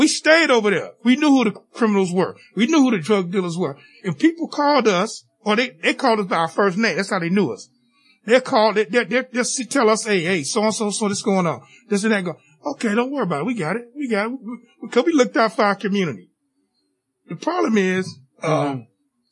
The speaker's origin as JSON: {"language": "English", "town": "Miami", "region": "Florida", "country": "United States", "tie": "born or raised there", "said": "growing up in Miami-Dade County or Broward County"}